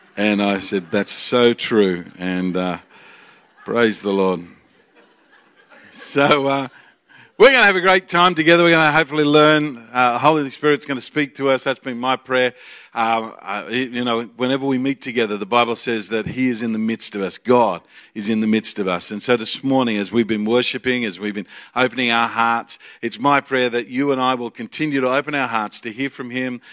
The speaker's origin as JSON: {"language": "English", "country": "Australia", "said": "we are from a land down under"}